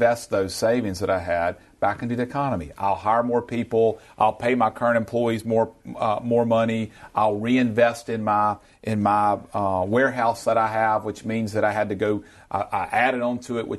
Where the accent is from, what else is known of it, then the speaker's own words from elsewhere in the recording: Yazoo City, Mississippi, United States; my hometown of Yazoo City, Mississippi